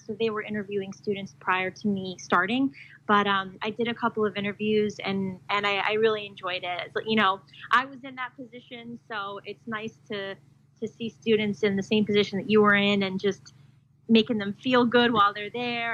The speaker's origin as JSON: {"language": "English", "region": "New Jersey", "country": "United States", "said": "I'm from New Jersey"}